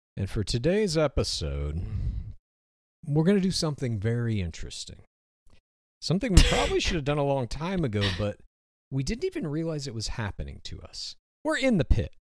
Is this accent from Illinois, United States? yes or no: no; Spokane, Washington, United States; I was born in Spokane, Washington.